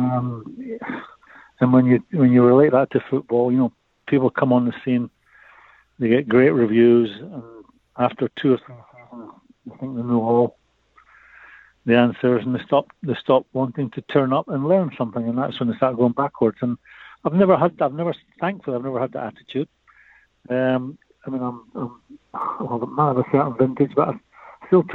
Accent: Edinburgh, Scotland, United Kingdom; I'm from Edinburgh

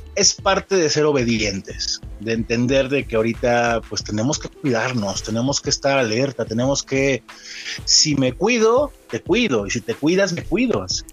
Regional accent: Mexico; somos mexicanos

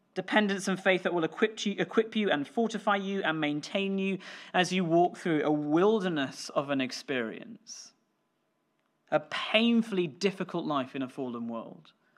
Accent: Scotland, United Kingdom; me being British or Scottish

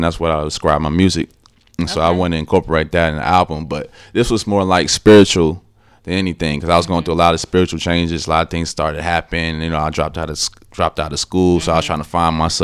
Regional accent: Columbus, Ohio, United States; I am from Columbus, Ohio

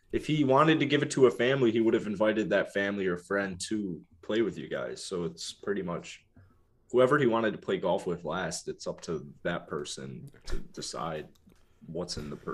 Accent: East Coast, United States; I'm from the East Coast, so I want to represent my East Coast charm.

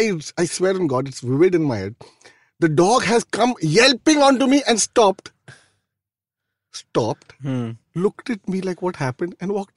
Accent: Bandra, Maharashtra, India; yeah proper. Completely Bandra. I mean Bandra boy though I'm like nearing 50 now but Bandra boy still feels like me

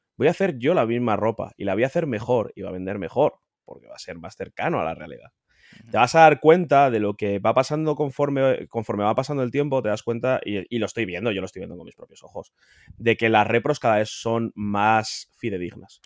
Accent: Spain

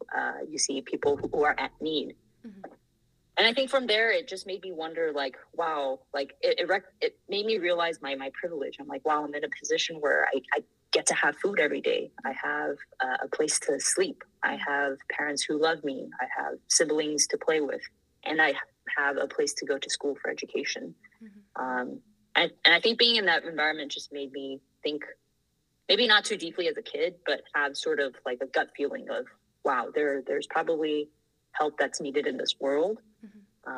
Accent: Bangkok, Thailand; moved away as an adult; also born or lived in Taiwan (parents' origin); now in United States; I was born and raised in Bangkok, Thailand.

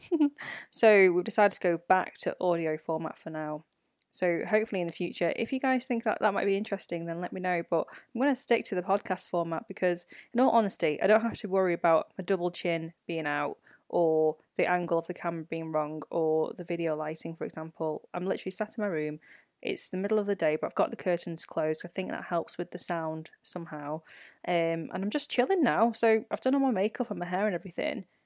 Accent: United Kingdom; first language Chinese; English is a second language; life as a British-born Chinese person

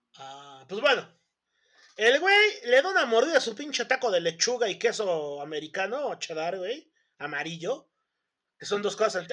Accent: Mexico; nosotros como mexicanos

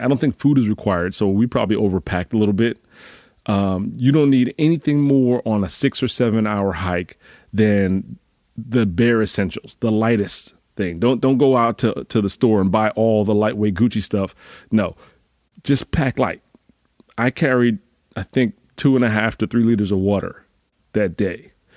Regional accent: Northeast, United States; I'm from the Northeast

